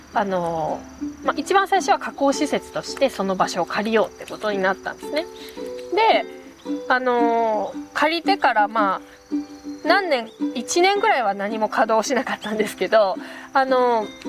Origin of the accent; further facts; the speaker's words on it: Nagano, Japan; now in Inuyama, Japan; 私は米農家出身であの長野県なんですけど